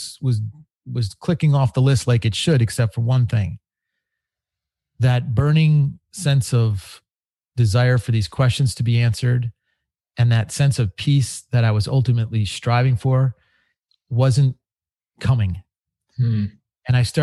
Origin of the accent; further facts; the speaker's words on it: Chicago, Illinois, United States; I grew up in Chicago